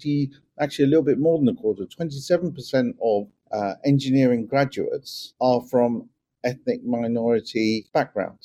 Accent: London, United Kingdom; I grew up in Northwest London

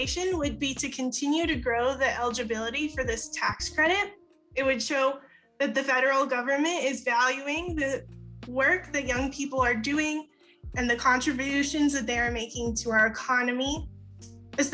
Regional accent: Las Cruces, New Mexico, United States; I am from Las Cruces in the southern part of the state.

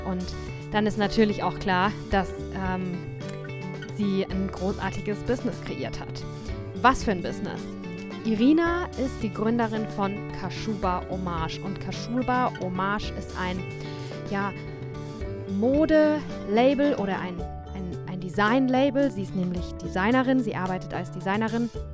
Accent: St. Leon-Rot, Baden-Württemberg, Germany; ich bin ja dort aufgewachsen

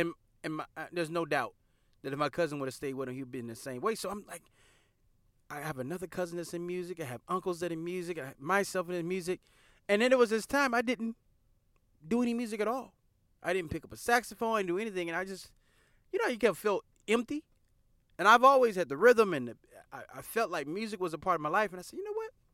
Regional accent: the South, United States; we're from the South

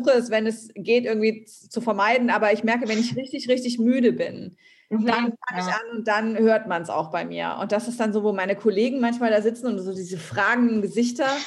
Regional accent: Thuringia, Germany; Also geht es mir auch, ich komme aus Thüringen.

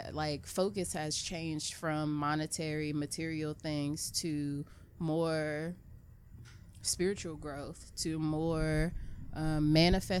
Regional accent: United States; growing up in America

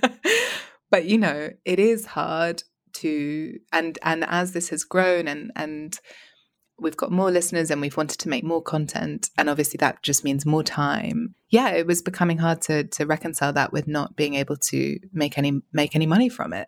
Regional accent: England, United Kingdom; also born or lived in Paris; I'm English

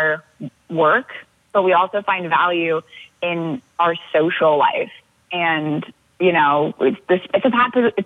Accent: Leavenworth, Washington, United States; I'm from Washington, Leavenworth

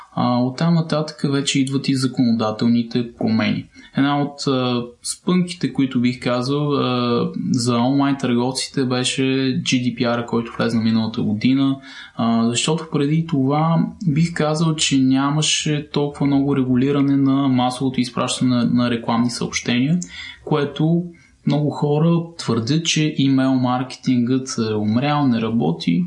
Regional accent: Plovdiv, Plovdiv Province, Bulgaria; Полдив е моят роден град

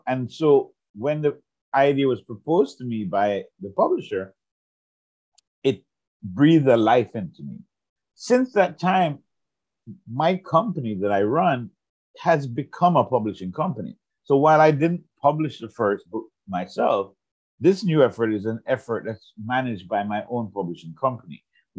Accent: Jamaica; now in United States; I grew up in Jamaica, I had left Jamaica, I was living in the United States, and I wanted to show my love and my passion for the place of my birth.

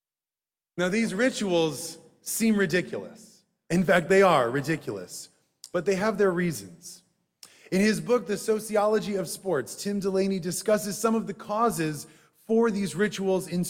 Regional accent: Madison, Wisconsin, United States; Growing up in Madison, Wisconsin, we had to walk past the university football stadium to get to synagogue.

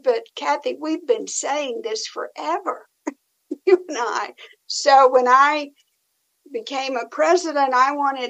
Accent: Tennessee, United States; I'm from Tennessee

